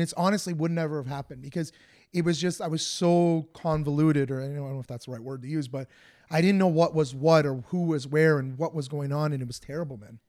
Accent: Woodbridge, Ontario, Canada; I'm from Woodbridge

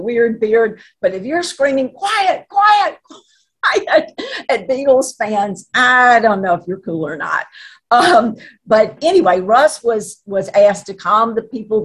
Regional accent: Natchitoches, Louisiana, United States; also born or lived in Alexandria, Louisiana; I was born in Alexandria in the middle of the state, but I grew up most of my teenage years in Natchitoches.

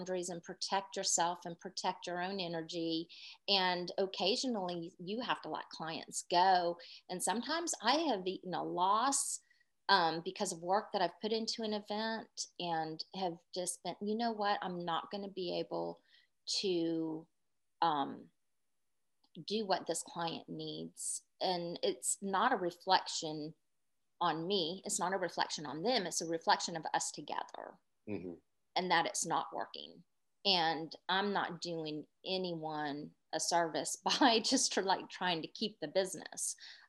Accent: North Charleston, South Carolina, United States; I was born in North Charleston, and I was born and raised in North Charleston

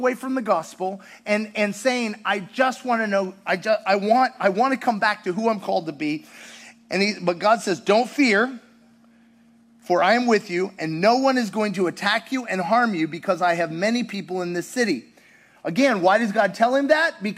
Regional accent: United States; also born or lived in Russia; being American in Russia

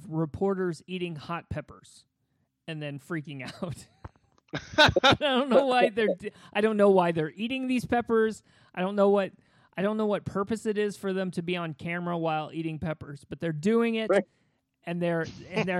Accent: Indiana, United States; I grew up in Indiana

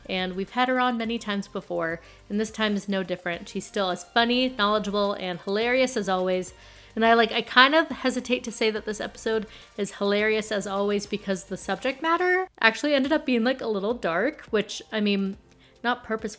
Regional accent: Las Vegas, Nevada, United States; I'm from Vegas, if people don't know. I'm sure you all do. I live in Vegas.

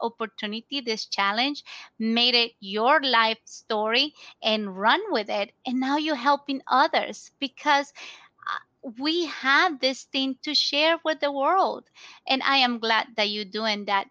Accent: Ecuador; also born or lived in Tampa Bay, United States; now in United States; we are both originally from Ecuador

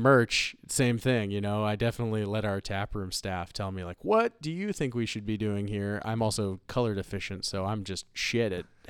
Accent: Ohio, United States; I'm from Ohio.

